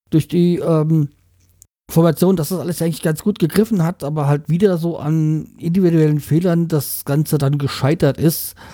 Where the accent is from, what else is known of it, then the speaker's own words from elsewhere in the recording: Bremen, Germany; dass wir als Bremer ja nicht gerne den Trainer rausschmeißen und eigentlich auch darauf stolz sind, dass bei uns nicht jedes Jahr ein neuer Trainer kommt.